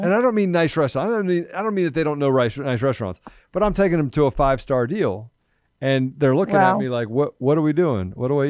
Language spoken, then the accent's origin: English; East Coast, United States; I grew up on the East Coast.